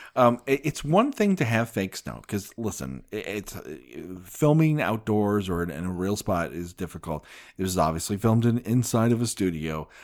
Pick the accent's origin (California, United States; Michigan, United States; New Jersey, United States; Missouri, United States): California, United States; Glendale; I'm from Glendale, California